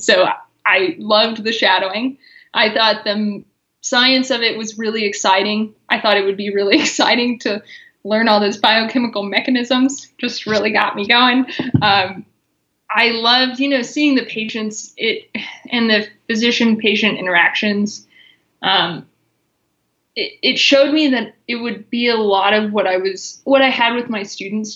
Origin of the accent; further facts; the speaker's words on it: Missouri, United States; moved away as an adult; now in Colorado, United States; I grew up in Missouri, and then I've been out in Colorado for six years.